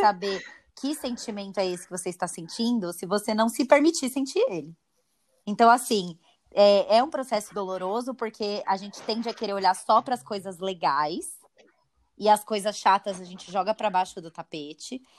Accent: Brazil; nós brasileiros somos né, o povo mais ansioso do mundo

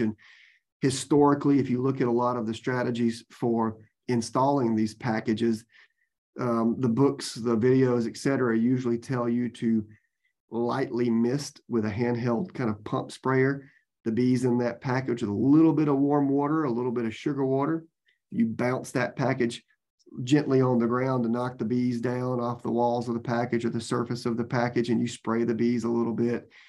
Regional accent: Georgia, United States; now in Florida, United States; I grew up in Georgia

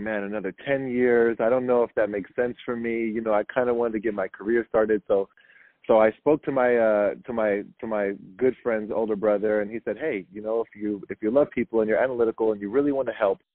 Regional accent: Milpitas, California, United States; I'm from the Bay Area. Grew up in Milpitas, San Jose area my entire life

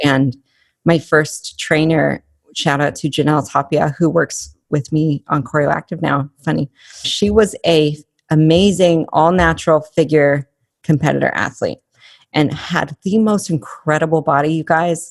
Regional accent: Albuquerque, New Mexico, United States; when I was growing up in Albuquerque, it's not the safest place

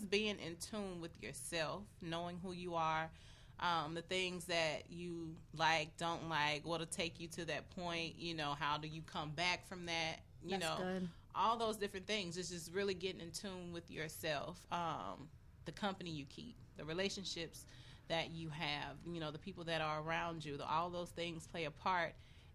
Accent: the South, United States; moved away; I'm from the South

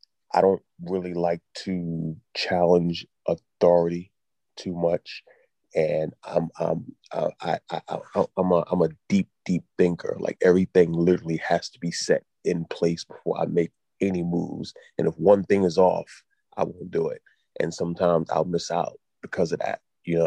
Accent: New York, United States; moved away as an adult; now in Philadelphia, United States; I've been in Philly for like almost 20 years. I still tell people I'm from New York. Like we New York till I die, I tell them I'm from New York.

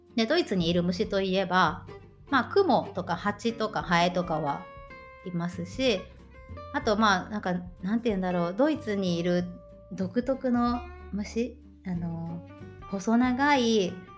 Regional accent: Tokushima, Japan; moved away as an adult; now in Germany; 地元徳島県の小学校で働いていた

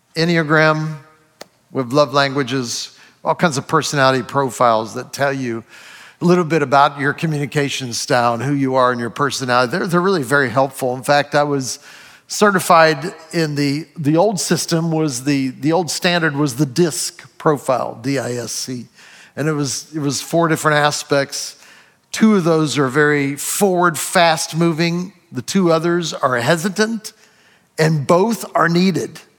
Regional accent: Ohio, United States; I was born in Ohio

